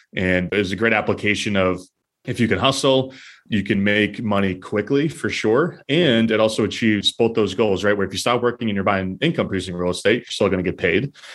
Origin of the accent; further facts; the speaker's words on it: New Hampshire, United States; now in Boston, United States; I grew up in New Hampshire and I'm currently live in Boston